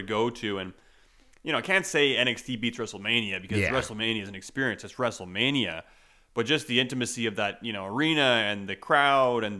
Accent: Canada; we're Canadian.

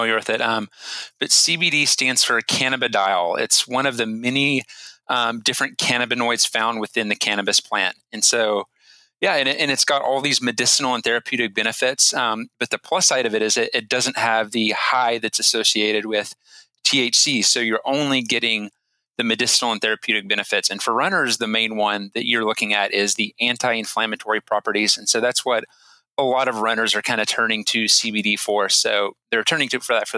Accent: Denton, Texas, United States; now in Austin, United States; I grew up in Denton, Texas, and I currently live in Austin, Texas

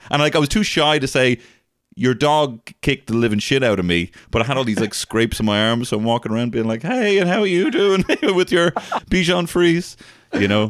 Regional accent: Ireland; we're both Irish comedians

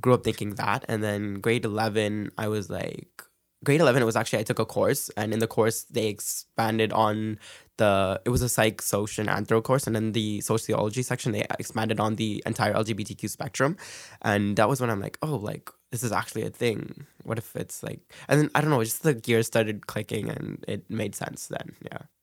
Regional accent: Brampton, Ontario, Canada; moved away as an adult; now in Scarborough, Canada; I was raised in Brampton

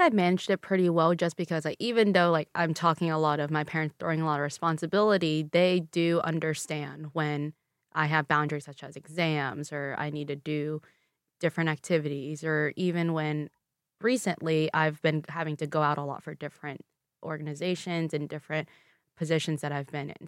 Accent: Louisville, Kentucky, United States; first language Vietnamese; English is a second language; I was born and raised in Louisville, Kentucky, but my parents and I are from Vietnam

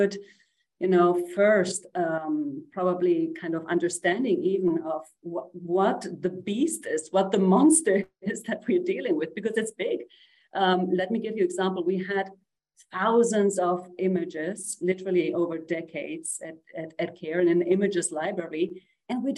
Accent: Uruguay; I'm from Uruguay. I'm a woman from the global south

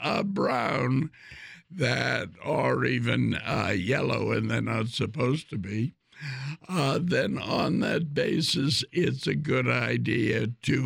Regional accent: Ireland; I'm Irish

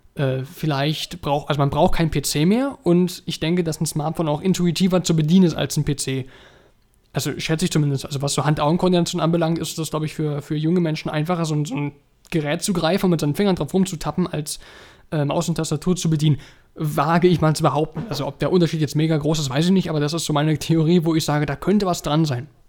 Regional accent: Germany; bei uns in Deutschland

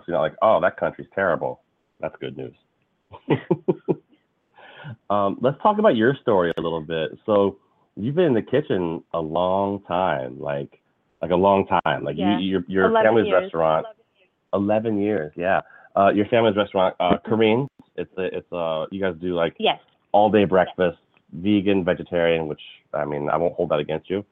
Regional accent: United States; here in our country of America

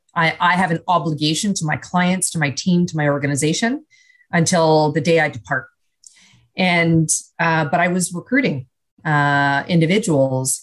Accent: Canada; now in United States; as a Canadian now living uh, in the US

